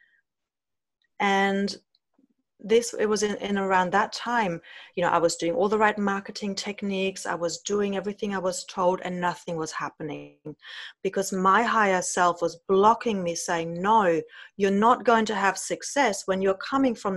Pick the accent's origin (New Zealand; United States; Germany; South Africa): Germany; growing up in Germany with parents who've grown up in the post-war